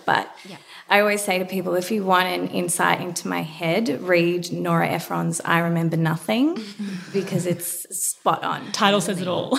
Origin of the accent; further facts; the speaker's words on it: Melbourne, Victoria, Australia; I grew up in Melbourne, went to a semi private